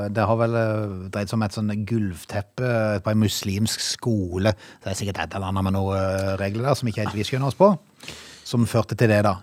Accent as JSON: {"language": "Norwegian", "country": "Norway", "said": "vi har vokst opp i Norge"}